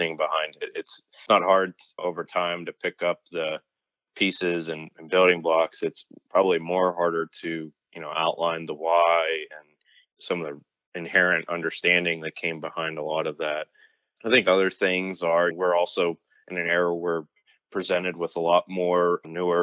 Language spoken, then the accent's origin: English; Pittsburgh, Pennsylvania, United States; moved away as an adult; also born or lived in North Carolina / South Carolina / Chicago, Illinois; now in Raleigh, United States; I grew up in the Pittsburgh area, childhood lived and revolved around Steelers, Penguins, Pirates